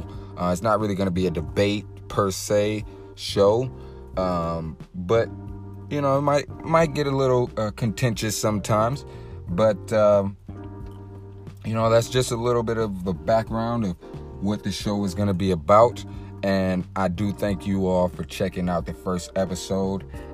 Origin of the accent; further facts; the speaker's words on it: Detroit, Michigan, United States; I am from Detroit. That is my hometown team